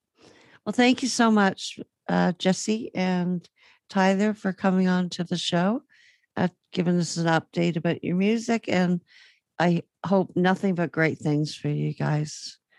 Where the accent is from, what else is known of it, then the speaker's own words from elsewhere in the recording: Toronto, Ontario, Canada; I'm from Toronto.